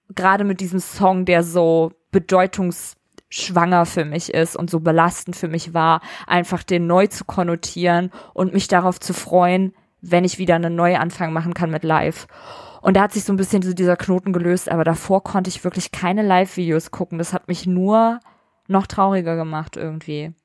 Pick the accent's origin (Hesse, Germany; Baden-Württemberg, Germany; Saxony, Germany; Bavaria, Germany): Hesse, Germany; Vellmar; wo ich herkomme, aus der Nähe von Kassel